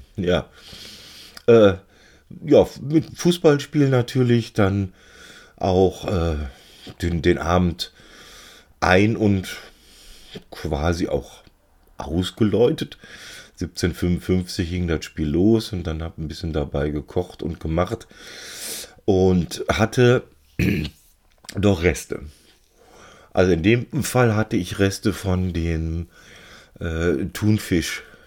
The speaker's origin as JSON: {"language": "German", "town": "Cologne", "region": "North Rhine-Westphalia", "country": "Germany", "also_born_or_lived": "Bielstein", "said": "als Kölner"}